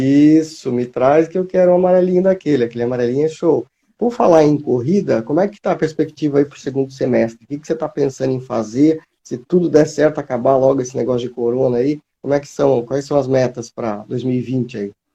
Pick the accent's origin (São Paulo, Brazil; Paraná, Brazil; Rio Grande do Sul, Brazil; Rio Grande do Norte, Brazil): São Paulo, Brazil; Taubaté; now in Joinville, Brazil; Eu sou lá de Taubaté, mas eu moro em Joinville